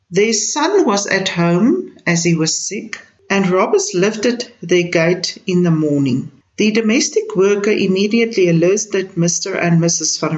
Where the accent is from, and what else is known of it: South Africa